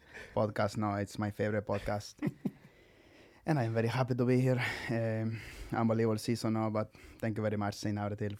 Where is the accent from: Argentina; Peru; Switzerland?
Peru; now in Austin, United States; Yeah, I'm from Peru originally, but I've lived in Austin most of my life.